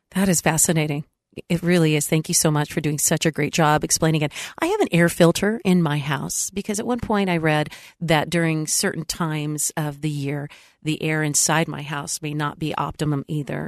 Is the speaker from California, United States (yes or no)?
yes; San Diego, California, United States; moved away; I was in my hometown, San Diego